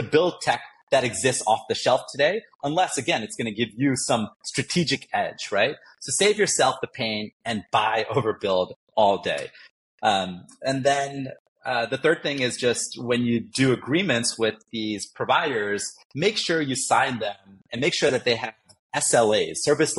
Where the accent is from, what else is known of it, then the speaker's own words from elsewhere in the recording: New York, United States; moved away; I grew up in New York